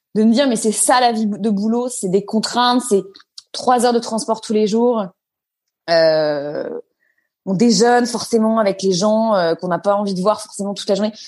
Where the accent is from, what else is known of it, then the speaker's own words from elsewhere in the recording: Neuilly-sur-Seine, Île-de-France, France; also born or lived in Paris; je suis née à Paris, j'ai grandi à Neuilly-sur-Seine